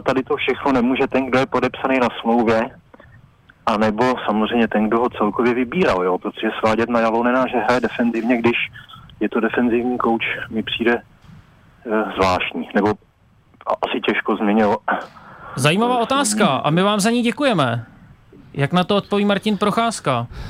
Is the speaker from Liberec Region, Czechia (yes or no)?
yes; Liberec, Liberec Region, Czechia; já jsem z Liberce